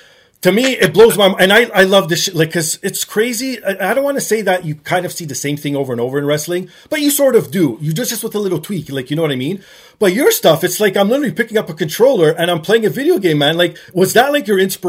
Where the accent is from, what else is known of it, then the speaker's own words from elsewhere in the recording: Toronto, Ontario, Canada; my hometown of Toronto